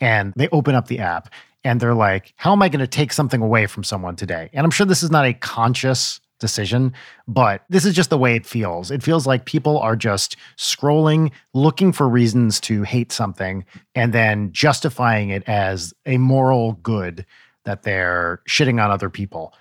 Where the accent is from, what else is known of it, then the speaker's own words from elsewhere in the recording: New Jersey, United States; I'm in my mid-forties, and I grew up in North Jersey in the eighties